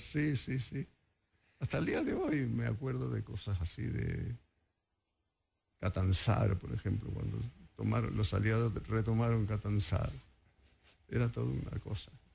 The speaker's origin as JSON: {"language": "Spanish", "region": "Mendoza", "country": "Argentina", "tie": "born or raised there", "moved": "yes", "lives_now": "Buenos Aires, Argentina", "said": "yo soy mendocino y cuando era chico"}